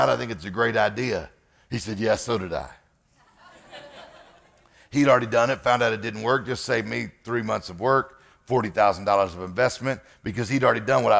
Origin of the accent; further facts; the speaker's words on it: Mississippi, United States; I'm from Mississippi.